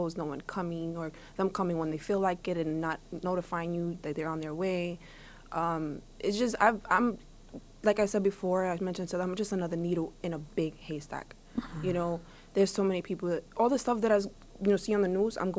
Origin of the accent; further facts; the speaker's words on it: New York City, New York, United States; I grew up in Brownsville, but I also grew up in NYCHA